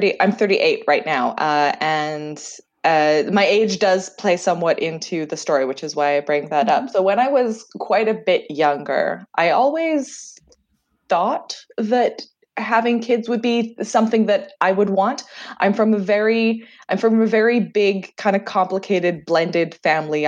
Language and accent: English; Canada; accent: Canadian; also born or lived in Jersey, Channel Islands; what my great aunt calls my atrocious Canadian accent